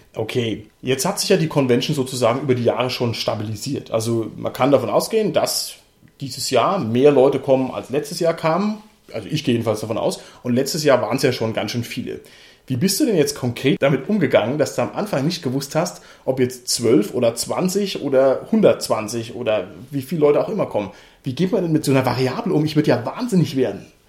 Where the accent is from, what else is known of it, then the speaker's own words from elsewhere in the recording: Southern Germany, Germany; Wir sind eigentlich aus Süddeutschland